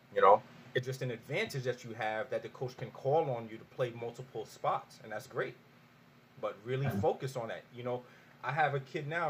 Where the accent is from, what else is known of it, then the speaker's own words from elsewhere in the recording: New York, United States; moved away as an adult; I'm from New York